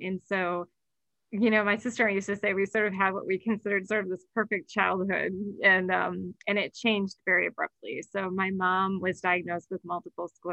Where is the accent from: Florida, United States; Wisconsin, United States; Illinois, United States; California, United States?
Wisconsin, United States; Sheboygan; now in Boulder, United States; I was born in Sheboygan, Wisconsin, right along Lake Michigan. So my early days were really spent, along Lake Michigan